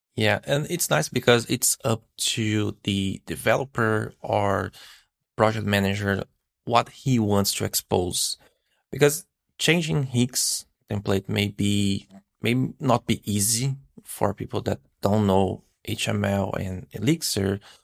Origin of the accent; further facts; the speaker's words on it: Brazil; now in Canada; I live in Canada. I'm from Brazil, actually, but I'm living in Canada.